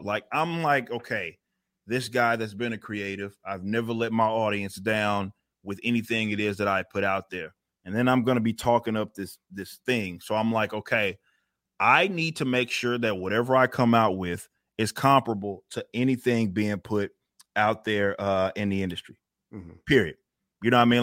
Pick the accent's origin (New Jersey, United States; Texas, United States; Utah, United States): Texas, United States; I grew up in the Texas kind of scene